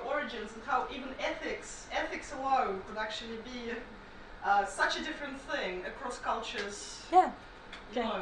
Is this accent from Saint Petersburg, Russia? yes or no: yes; Saint Petersburg, Russia; I'm from St. Petersburg um, in Russia